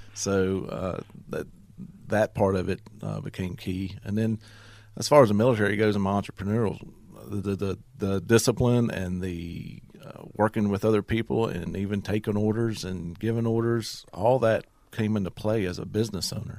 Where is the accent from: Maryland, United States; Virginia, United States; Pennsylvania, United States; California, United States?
Virginia, United States; Dublin; I'm from Dublin, Virginia. I was born and raised there.